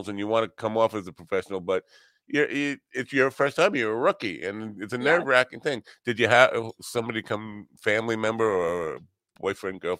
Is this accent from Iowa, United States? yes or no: yes; Iowa, United States; and I'm maybe in growing up in Iowa, it's different than the experience